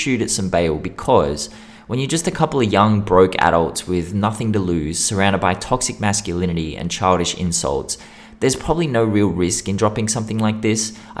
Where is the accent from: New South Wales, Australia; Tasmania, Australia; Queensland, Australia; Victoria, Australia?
New South Wales, Australia; Western Sydney; And it reminded me way too much of growing up in Western Sydney. You know, these were the kinds of insults we'd throw at each other.